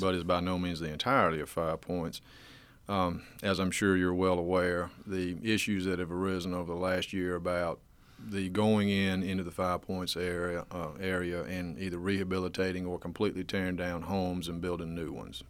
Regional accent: Waynesboro, Georgia, United States; moved away as an adult; now in Athens, United States; I grew up in a town just below Augusta, Georgia called Waynesboro

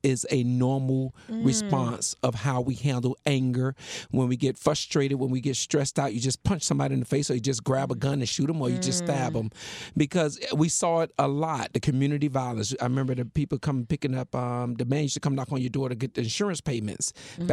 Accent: Miami, Florida, United States; I was born and raised in Miami, actually. I grew up in Scott Projects

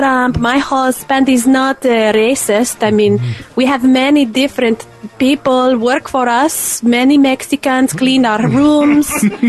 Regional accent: Slovenia; And listen, I myself am an immigrant.

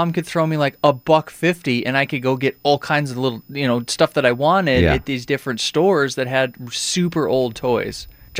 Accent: Montana, United States; I was lucky growing up in Montana because they had a couple stores like that.

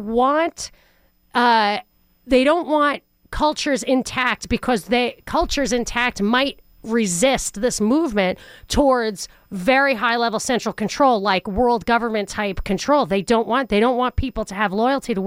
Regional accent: New York, United States; as a New Yorker growing up, every single person in my class growing up had parents or grandparents who were immigrants

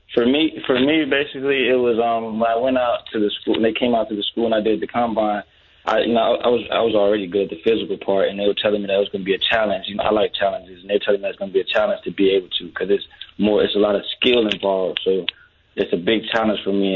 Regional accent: Jacksonville, Florida, United States; I'm from the south side of Jacksonville

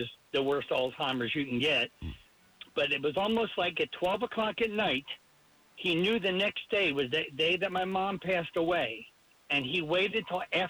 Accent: Philadelphia, Pennsylvania, United States; now in Florida, United States; I'm from Philly.

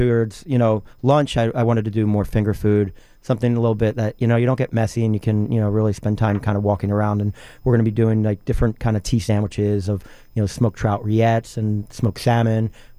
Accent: the North, Northern United States, United States; moved away; I'm a Northerner, so I've never seen horses anywhere.

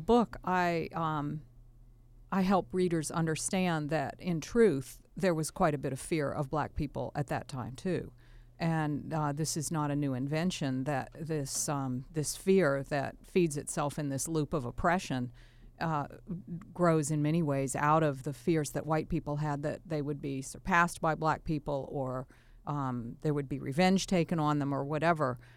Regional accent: Virginia, United States; also born or lived in Tennessee; now in Wisconsin, United States; I live in Wisconsin now, but I, uh, was born in Tennessee and raised in Virginia

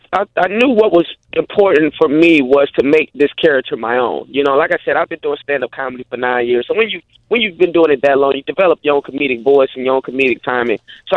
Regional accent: St. Petersburg, Florida, United States; moved away as an adult; also born or lived in Atlanta / Los Angeles; I'm originally from St. Petersburg, Florida, born and raised, and I went to Gibbs High School, Pinellas County Center for the Arts, went to Bay Point Middle School. I started acting in the Tampa Bay area, doing Shakespeare in the Park growing up.

